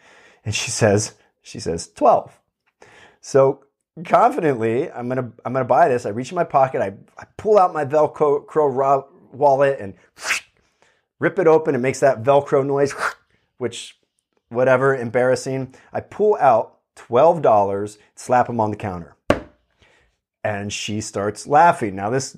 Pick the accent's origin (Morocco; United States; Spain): United States; Pennsylvania; now in California, United States; It's bizarre, you know, like to someone growing up in Pennsylvania, it was weird.